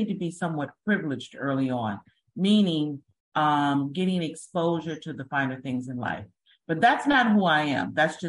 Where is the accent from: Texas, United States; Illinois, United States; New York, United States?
New York, United States; Great Neck; also born or lived in Germany; Well, number one, I'm from America, New York, but I was born in Germany. So I was by default, and my DNA has predestined me to be a traveler. So that's number one. I grew up in Long Island, Great Neck.